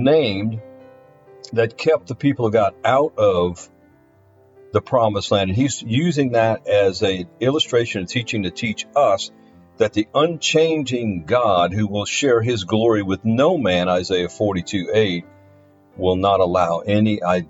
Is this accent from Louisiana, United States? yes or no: yes; Louisiana, United States; my home state, Louisiana